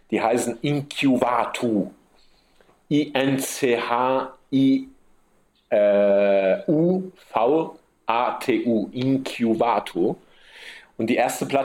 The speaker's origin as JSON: {"language": "German", "region": "Sicily", "country": "Italy", "tie": "born or raised there", "said": "Ich bin so aufgewachsen hier auf der Insel und man ist halt auf der Insel isoliert."}